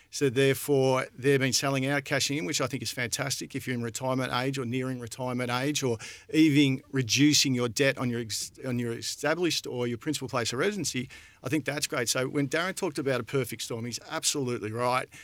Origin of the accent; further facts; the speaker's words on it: Alexandra, Victoria, Australia; moved away; I'm born and bred in Alexandra